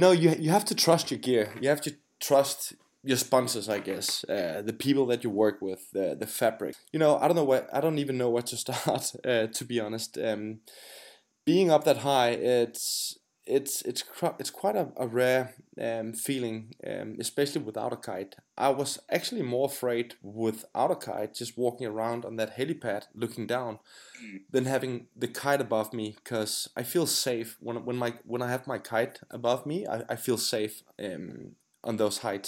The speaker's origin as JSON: {"language": "English", "country": "Denmark", "said": "I'm from Denmark, I'm Danish"}